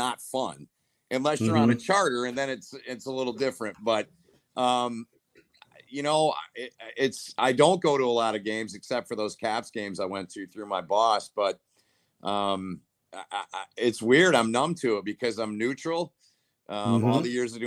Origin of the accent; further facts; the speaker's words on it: Holt, Michigan, United States; I grew up in Holt, south side of Lansing